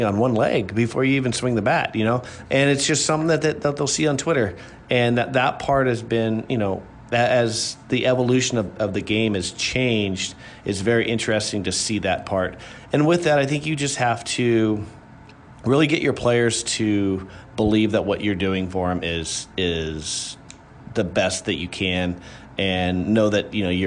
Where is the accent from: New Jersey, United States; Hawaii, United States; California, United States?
California, United States; moved away as an adult; now in Illinois, United States; I grew up in California